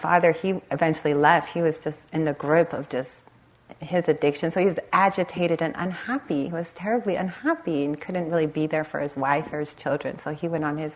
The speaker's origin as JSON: {"language": "English", "town": "Los Angeles", "region": "California", "country": "United States", "tie": "born or raised there", "said": "I grew up in the Los Angeles area, right on the Compton-Long Beach border."}